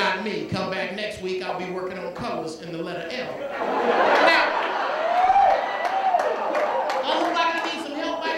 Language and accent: English; Chicago, Illinois, United States; I'm from Chicago